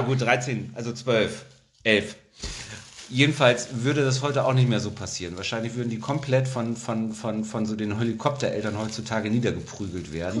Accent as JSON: {"language": "German", "country": "Germany", "said": "ich bin ja auch ein Deutscher, ich wohne ja in Deutschland"}